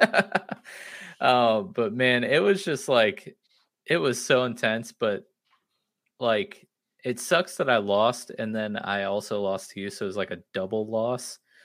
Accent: Florida, United States; now in Ohio, United States; I grew up in Florida, uh, couple hours north of where we're about to move, uh, but have been living in Ohio since, you know, for the last twenty-six years

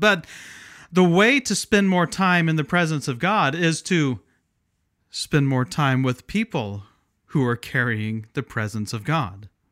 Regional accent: Midwest, United States; moved away as an adult; also born or lived in Pacific Northwest (Portland/Vancouver area); now in Pacific Northwest, United States; I grew up in the Midwest but relocated to the Northwest about 20 years ago.

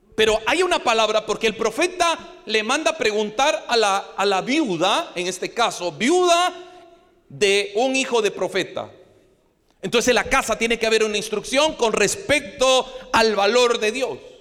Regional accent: Guatemala; como guatemalteco

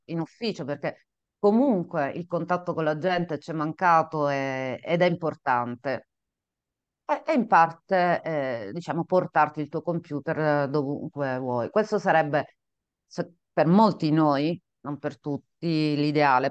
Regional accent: Catania, Sicily, Italy; nata in Sicilia, qua vedete appunto lo schermo, appassionata di mare, perché sono nata vicino al mare, a Catania per la precisione

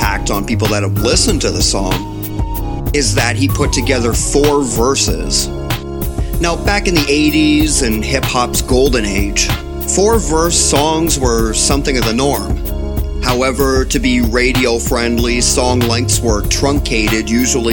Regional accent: Windsor, Ontario, Canada; being a proud and lifelong resident of Windsor, Ontario

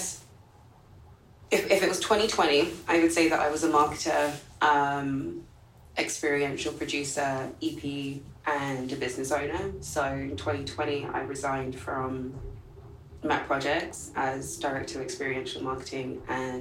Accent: London, United Kingdom; moved away as an adult; now in New York, United States; I was born and raised in London

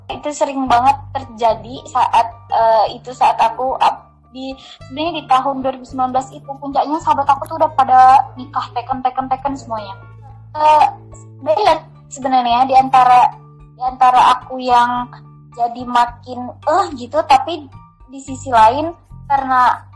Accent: East Java, Indonesia; masih di area Jawa Timur gitu dan e, mereka juga istilahnya pasangan mereka juga itu sama-sama Madura

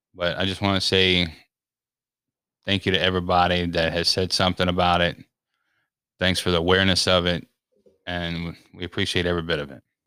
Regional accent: Denver, Colorado, United States; I was born in Denver, Colorado

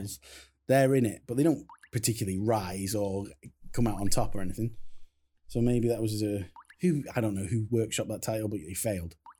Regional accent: Crewe, North West England, United Kingdom; I come from Crewe

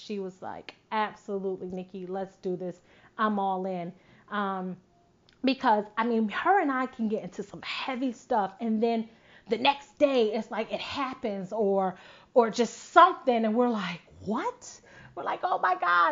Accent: Buffalo, New York, United States; moved away; Wakia, who still currently lives in my hometown, Buffalo, New York

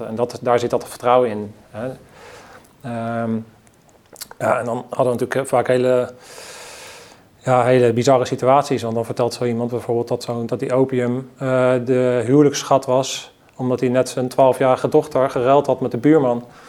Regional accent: Netherlands

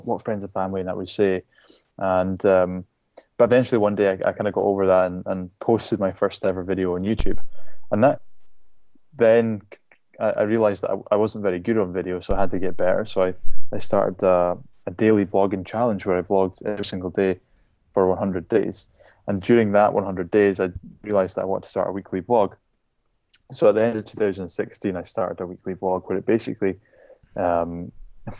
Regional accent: Shetland Islands, Scotland, United Kingdom; now in Edinburgh, United Kingdom; I was brought up in the Shetland Islands, which is a tiny group of islands at the very, very northern tip of the UK

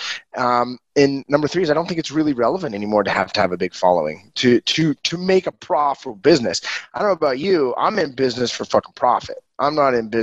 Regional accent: Ogden, Utah, United States; also born or lived in Brazil; Just north of Salt Lake. I'm in Ogden. My hometown is Ogden.

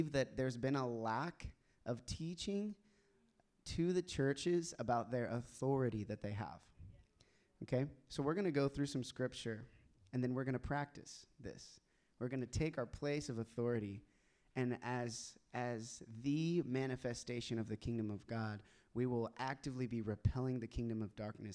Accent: Tulsa, Oklahoma, United States; I grew up in Tulsa, Oklahoma

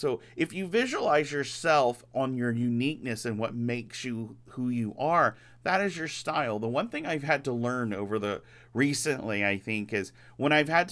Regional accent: Louisiana, United States; I come from Louisiana

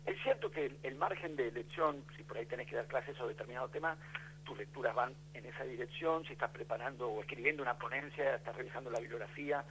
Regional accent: Buenos Aires, Argentina; Yo soy de Buenos Aires

